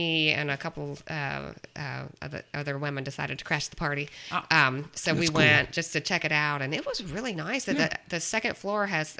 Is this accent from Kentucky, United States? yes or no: yes; Kentucky, United States; I'm from Kentucky